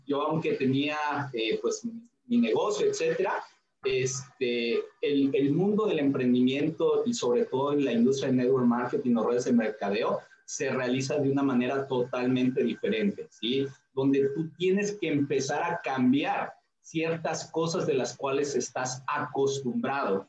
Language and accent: Spanish; Tulancingo, Hidalgo, Mexico; now in Villahermosa, Mexico; yo soy de la ciudad de Tulancingo Hidalgo, ahí es donde nací